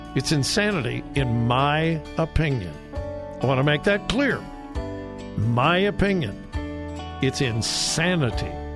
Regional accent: Southern California, United States; moved away; I'm from Southern California.

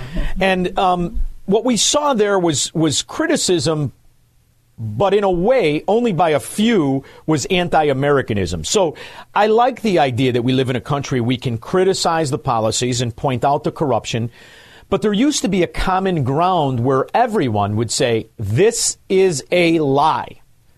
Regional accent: Chicago, Illinois, United States; I'm from Chicago

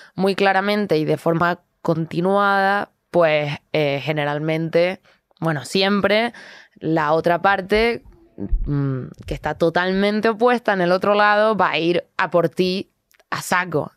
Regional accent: Canary Islands, Spain; soy canaria, entonces tengo este flow tranquilito

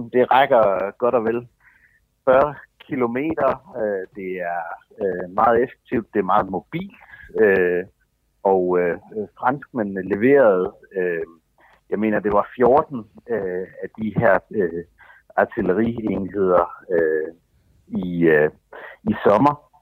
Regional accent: Denmark

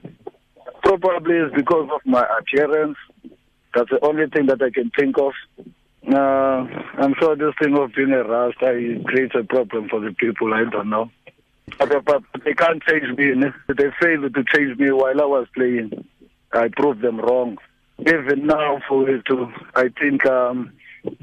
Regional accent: South Africa; as a South African

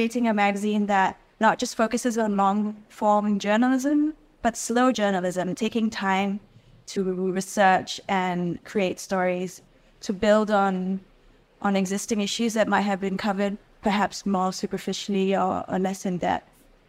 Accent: Singapore; we're all from Singapore and our interest really is in this country and our knowledge is also specifically for this country.

